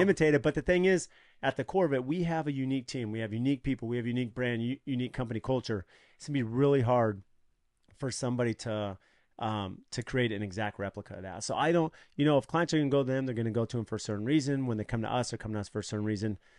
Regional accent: San Diego, California, United States; now in Arizona, United States; I grew up in San Diego and California

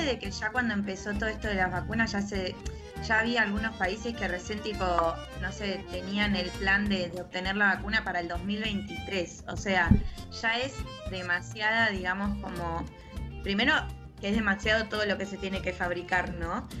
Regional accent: Buenos Aires, Argentina; me alejé de capital, yo que soy tan porteña

